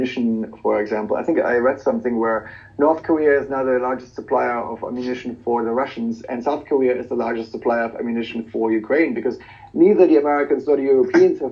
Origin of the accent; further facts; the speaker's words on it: Germany; moved away; Germany, for example, my home country